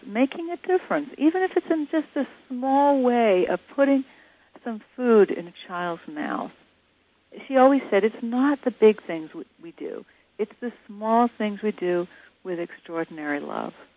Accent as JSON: {"language": "English", "town": "Atlanta", "region": "Georgia", "country": "United States", "said": "I'm from Atlanta"}